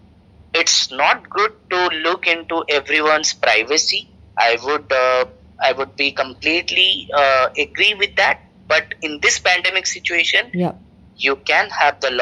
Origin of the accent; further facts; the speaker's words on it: India; moved away as an adult; now in Singapore; I used to go back to my country